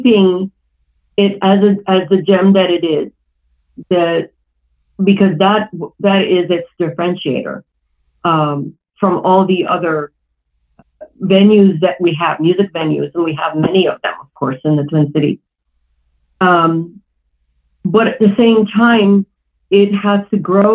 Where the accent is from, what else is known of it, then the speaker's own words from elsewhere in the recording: Iran; moved away; I grew up in Iran